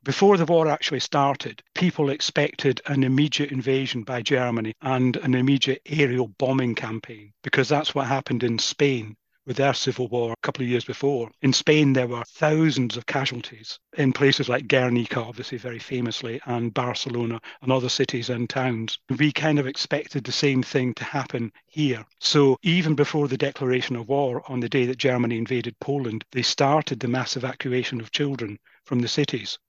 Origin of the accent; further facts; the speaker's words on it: Crieff, Scotland, United Kingdom; just outside Crieff, my hometown.